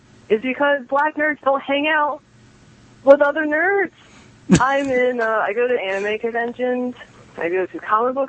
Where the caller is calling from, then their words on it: New Jersey, United States; from South Jersey.